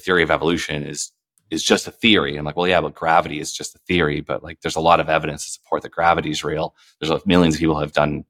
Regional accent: Minneapolis, Minnesota, United States; where I grew up in Minneapolis

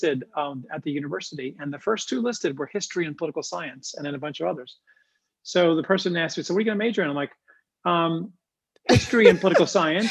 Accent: Long Island, New York, United States; I grew up in Long Island, New York.

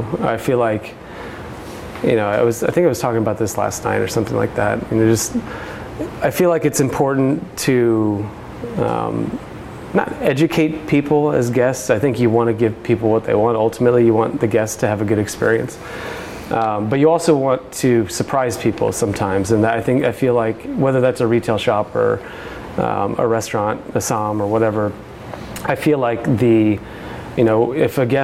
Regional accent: Indiana, United States; I'm from Indiana

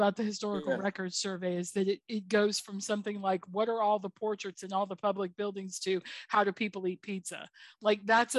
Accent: the South, United States; As a Southerner

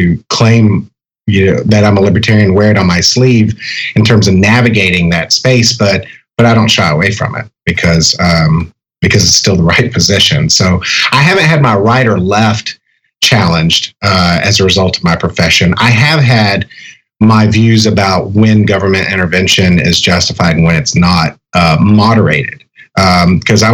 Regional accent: Texas, United States; where I grew up in Texas

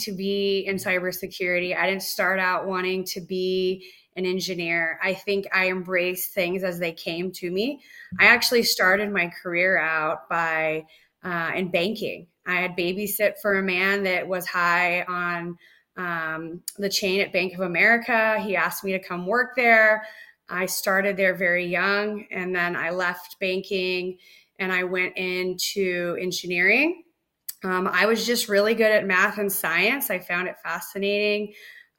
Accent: Nevada, United States; I grew up in Nevada

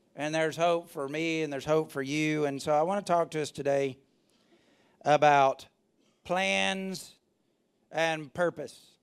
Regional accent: Alabama, United States; I'm from Alabama

